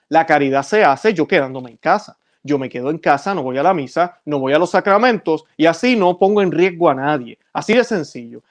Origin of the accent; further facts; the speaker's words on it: Puerto Rico; como dicen en mi país, en Puerto Rico